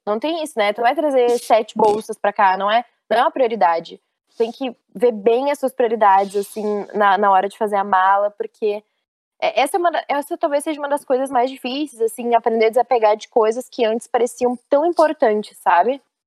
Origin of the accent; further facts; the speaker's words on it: Rio Grande do Sul, Brazil; moved away as an adult; eu sou gaúcha